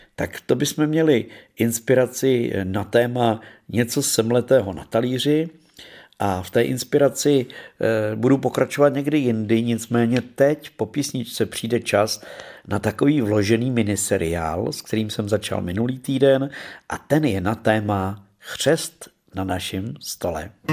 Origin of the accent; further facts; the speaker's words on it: Czechia; populární tady u nás v Čechách